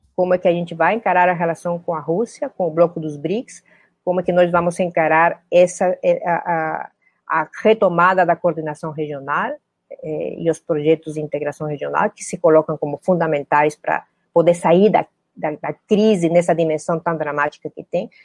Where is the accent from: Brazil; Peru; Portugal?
Peru; Eu sou peruana